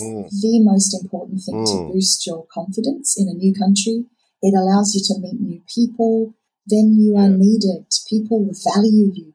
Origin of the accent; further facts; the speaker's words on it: Sydney, New South Wales, Australia; now in Perth, Australia; I grew up in Sydney